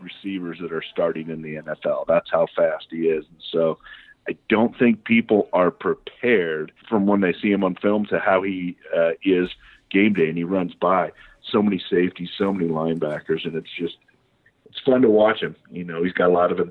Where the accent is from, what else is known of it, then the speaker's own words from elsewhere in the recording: Bay Area, California, United States; I grew up in the Bay Area